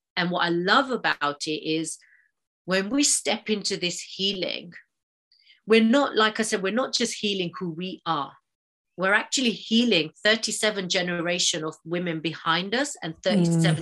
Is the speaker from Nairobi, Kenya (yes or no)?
no; Mombasa, Mombasa County, Kenya; I was born and raised in Mombasa, Kenya